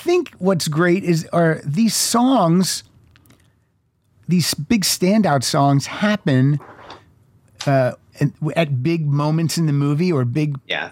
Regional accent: western Pennsylvania, United States; I lived in a very small town, about 5,000, 6,000 people in western Pennsylvania

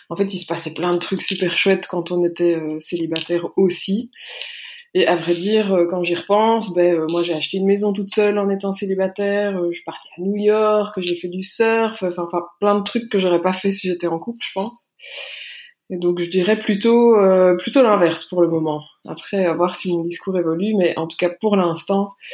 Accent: Belgium; j'ai 33 ans, j'habite en Belgique, je suis belge.

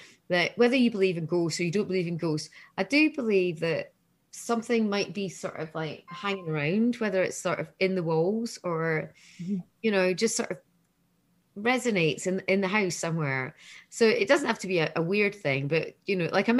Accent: Scotland, United Kingdom; I'm Scottish

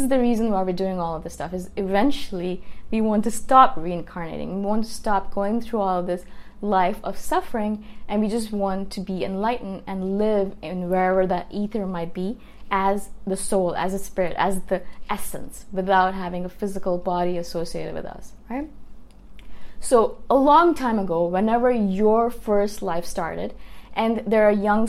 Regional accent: India; moved away; I'm from India originally

